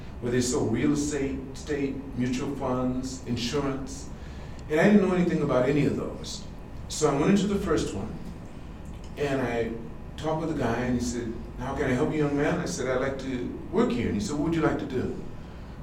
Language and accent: English; California, United States; moved away as an adult; now in Japan; I'm from California